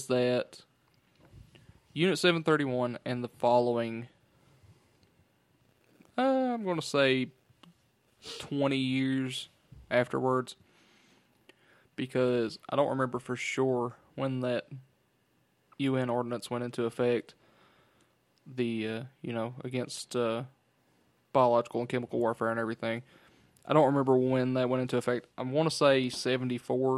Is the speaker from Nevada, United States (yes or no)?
no; Eastern Kentucky, United States; we're from Eastern Kentucky